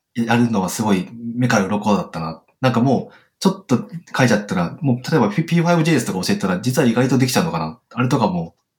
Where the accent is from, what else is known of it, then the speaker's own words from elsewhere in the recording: Gunma, Japan; moved away as an adult; now in Toyama, Japan; 僕、群馬出身なんですけど